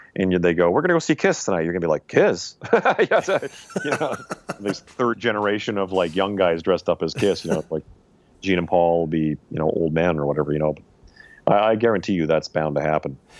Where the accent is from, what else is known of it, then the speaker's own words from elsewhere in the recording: Saskatchewan, Canada; moved away; I was from Saskatchewan